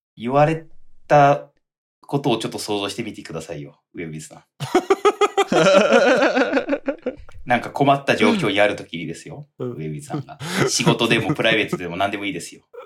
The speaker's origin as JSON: {"language": "Japanese", "region": "Toyama", "country": "Japan", "tie": "born or raised there", "moved": "as an adult", "lives_now": "Tokyo, Japan", "said": "僕、富山出身ですけど"}